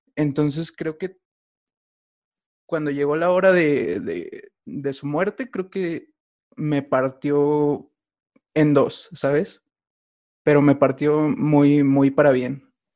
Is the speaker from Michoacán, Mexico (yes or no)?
no; Mexico City, Mexico; soy de México, eh, de Tláhuac